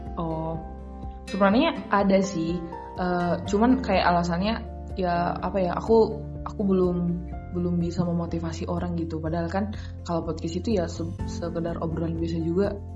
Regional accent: Humbang Hasundutan, North Sumatra, Indonesia; kampung aku di Panduman

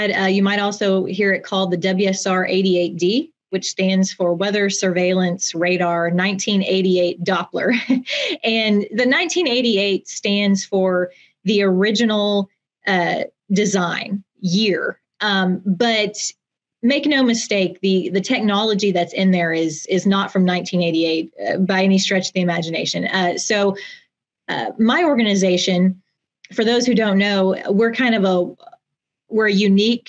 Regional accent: Norman, Oklahoma, United States; I'm from Norman, born and raised, and went to the University of Oklahoma.

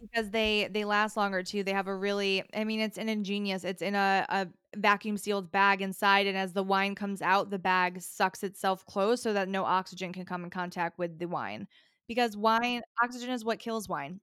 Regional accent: upstate New York, United States; I am a New Yorker. I'm from upstate New York originally, like, way upstate

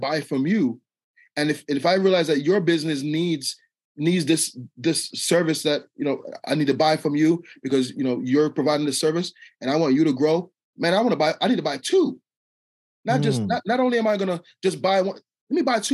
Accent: Jamaica; now in United States; I'm Jamaican, so when I came to America

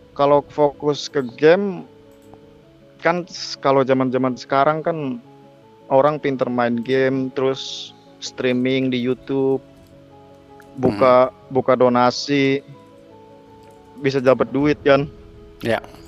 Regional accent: Cilacap, Central Java, Indonesia; now in Jakarta, Indonesia; aku tuh asalnya dari kota Cilacap

